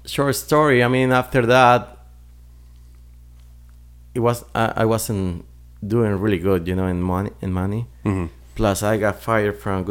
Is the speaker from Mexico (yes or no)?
yes; Mexico; English is a second language; moved away as an adult; now in United States; My history in this country was in 1999 when I came from Mexico, you know, pursuing the American dream